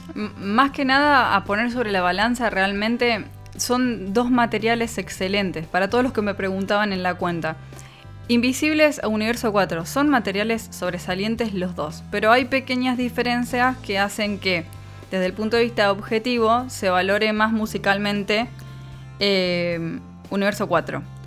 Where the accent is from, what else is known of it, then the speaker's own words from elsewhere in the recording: Argentina; somos argentinos